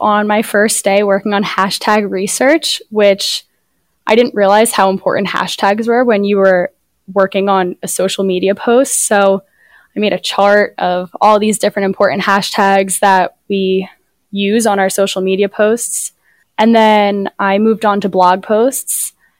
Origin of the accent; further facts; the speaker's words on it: Medford, United States; So I grew up in Medford, and obviously Brian Radwell's from Medford.